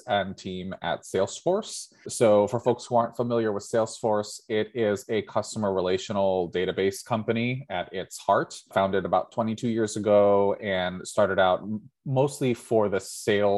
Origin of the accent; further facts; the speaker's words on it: United States; first language English; I grew up in the United States of America